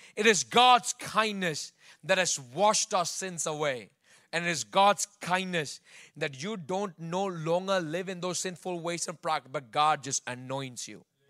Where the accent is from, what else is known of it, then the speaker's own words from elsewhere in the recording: Bangalore, Karnataka, India; moved away; I grew up in Bangalore